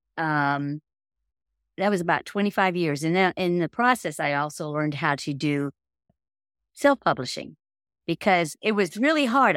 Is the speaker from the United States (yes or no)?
yes; Miami, Florida, United States; moved away as an adult; I grew up in Miami, Florida. and I lived there until I graduated from high school